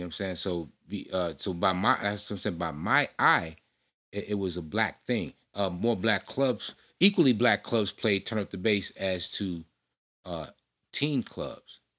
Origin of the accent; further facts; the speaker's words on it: Chicago, Illinois, United States; I'm fresh from Chicago South Side.